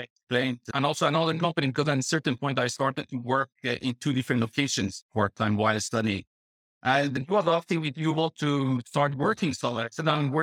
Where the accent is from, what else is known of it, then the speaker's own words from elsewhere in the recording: Tehran, Tehran Province, Iran; moved away as an adult; also born or lived in Dubai; now in Netherlands; I was living in my hometown in Tehran and also later in Dubai